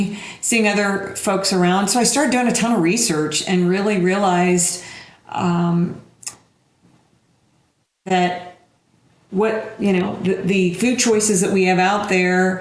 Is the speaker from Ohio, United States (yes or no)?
yes; Dayton, Ohio, United States; also born or lived in Columbus, Ohio; now in Denver, United States; I grew up in the Midwest in warm and sunny Dayton, Ohio